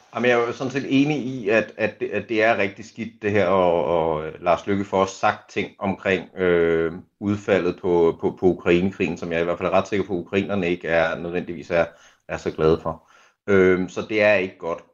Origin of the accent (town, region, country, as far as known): Denmark